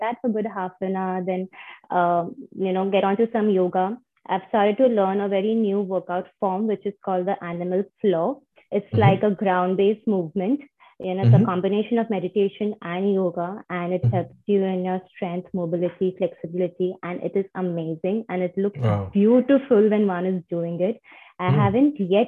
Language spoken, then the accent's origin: English; Mumbai, Maharashtra, India; moved away as an adult; now in Toronto, Canada; I'm originally from Mumbai, India, born and brought up in Bombay.